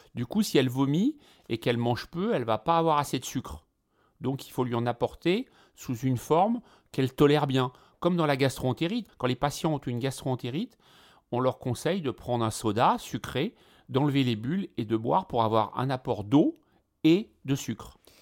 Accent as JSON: {"language": "French", "country": "France", "said": "ici chez nous, en France"}